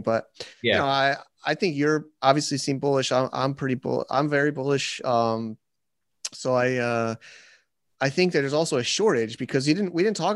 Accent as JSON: {"language": "English", "region": "Connecticut", "country": "United States", "tie": "born or raised there", "said": "I grew up in Connecticut"}